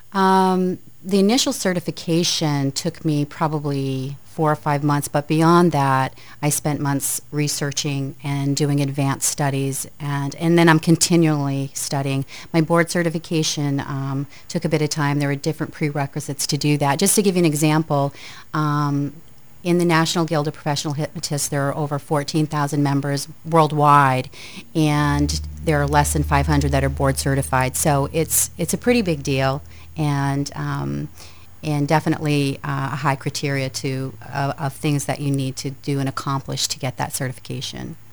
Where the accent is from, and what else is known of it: Aroostook County, northern Maine, United States; born or raised there; also born or lived in Lewiston-Auburn, Maine